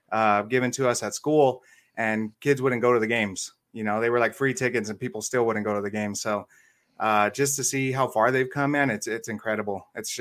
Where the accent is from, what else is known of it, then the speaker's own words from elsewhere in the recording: Denver, Colorado, United States; growing up in Denver